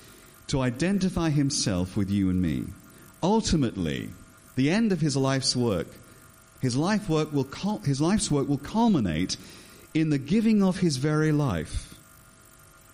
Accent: England, United Kingdom; As an Englishman

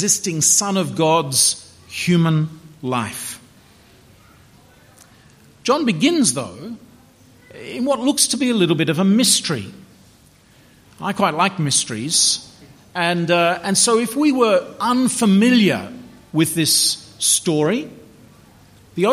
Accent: Melbourne, Victoria, Australia; 12 Robert Street, Chadstone, Melbourne, 3148, Victoria, Australia

